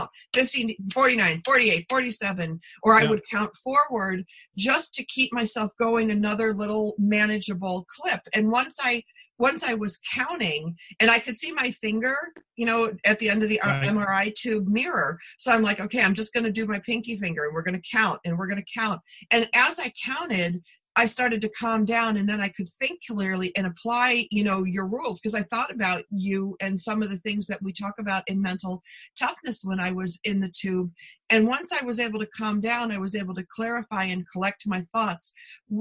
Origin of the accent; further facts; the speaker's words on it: Buffalo, New York, United States; I'm from Buffalo